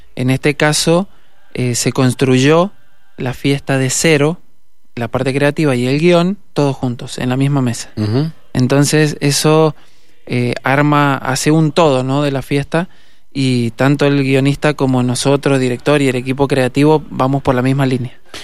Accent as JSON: {"language": "Spanish", "town": "Las Heras", "region": "Mendoza", "country": "Argentina", "said": "Yo soy de Las Heras."}